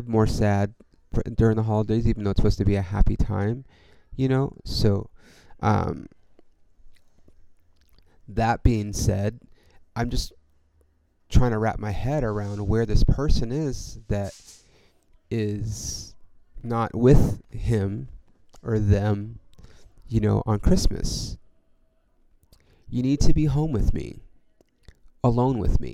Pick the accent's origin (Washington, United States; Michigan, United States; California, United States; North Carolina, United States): California, United States; I'm from California